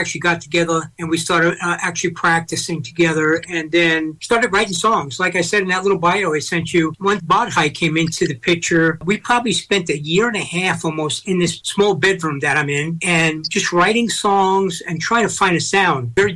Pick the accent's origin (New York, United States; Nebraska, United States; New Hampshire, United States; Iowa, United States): New York, United States; moved away; also born or lived in Los Angeles; I'm originally from New York